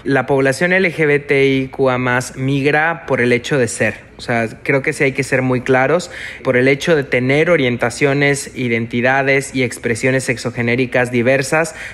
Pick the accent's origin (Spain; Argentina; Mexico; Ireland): Mexico